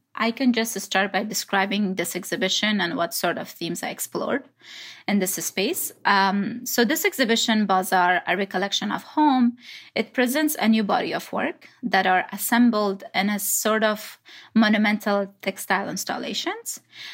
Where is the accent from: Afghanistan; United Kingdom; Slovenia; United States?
Afghanistan; Kabul; English is a second language; also born or lived in Pakistan / Dushanbe, Tajikistan; now in Canada; But soon I grew up in Kabul, Afghanistan. Then we were a refugee to Pakistan again and back to Dushanbe, Tajikistan. And in 2005, we immigrated to Canada.